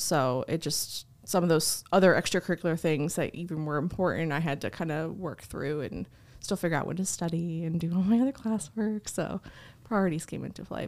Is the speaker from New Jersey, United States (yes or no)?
yes; New Jersey, United States; moved away as an adult; now in Missouri, United States; I'm originally from New Jersey, so I started my college experience there at a community college. We wound up moving to Missouri